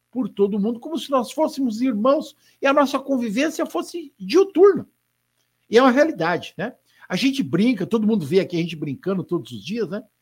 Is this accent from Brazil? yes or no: no; Spain; É, ele é italiano, eu sou espanhol, coisinha à toa, a gente está ali bem pertinho, né?